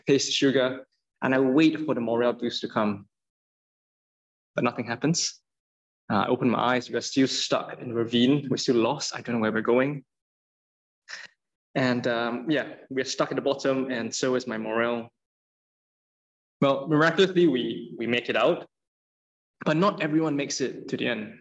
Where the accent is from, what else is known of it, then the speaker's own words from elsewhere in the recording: Singapore; moved away; I'm from Singapore